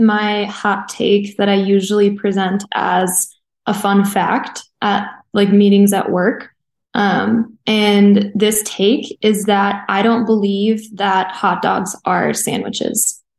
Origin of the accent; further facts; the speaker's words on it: Chicago, Illinois, United States; But I'm also from Chicago, where there's a very specific way to eat hot dogs.